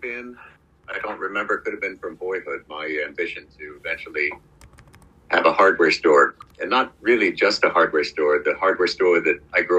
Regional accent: Bedford Hills, New York, United States; also born or lived in London / Pittsburgh / Katonah; I grew up in the area. I grew up in Bedford Hills.

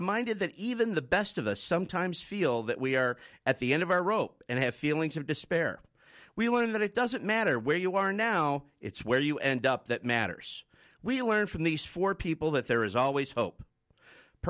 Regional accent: United States; now in Australia; As an American

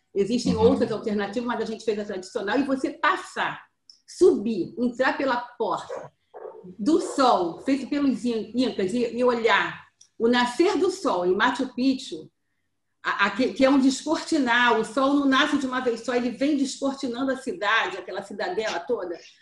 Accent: Brazil; eu descobri que eu não era brasileira

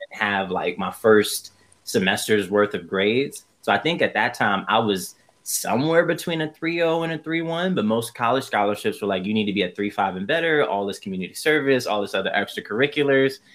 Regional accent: New York City, New York, United States; moved away as an adult; now in Irvine, United States; Originally, I come from Brooklyn, New York. And right now, I am out on the West Coast. I've lived in Irvine, California

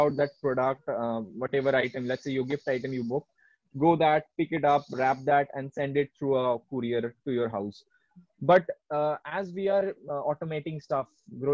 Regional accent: Kolkata, West Bengal, India; now in Bangalore, India; I'm from Kolkata

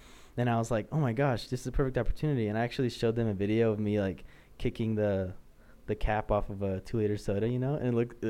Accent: Mapleton, United States; me growing up in Mapleton, you know, it's like I haven't ever had to, you know, worry about the color of my skin

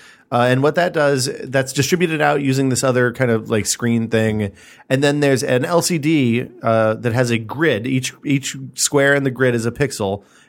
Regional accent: Orange, California, United States; my hometown is the beautiful city of Orange in tragically conservative Orange County, California.

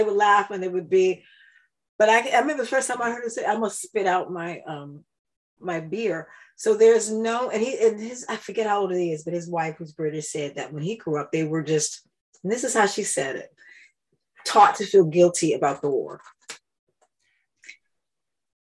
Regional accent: East Coast, United States; also born or lived in Belgium; I'm from the East Coast

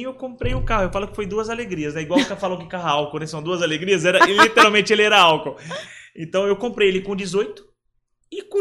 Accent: São Paulo, Brazil; eu fui criado aqui em São Paulo pelos meus avós e minha mãe

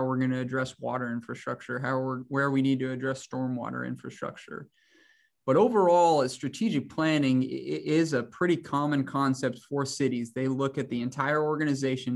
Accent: Hays, Kansas, United States; also born or lived in Manhattan, Kansas; I'm from Hayes, Kansas.

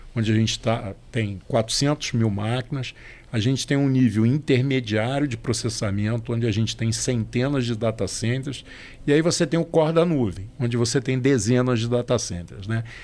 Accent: Rio de Janeiro, Brazil; sou carioca.

